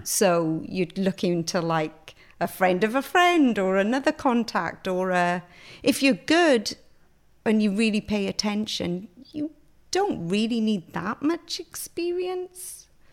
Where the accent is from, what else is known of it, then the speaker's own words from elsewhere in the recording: Pontypool, Wales, United Kingdom; moved away as an adult; I grew up in Griffiths Town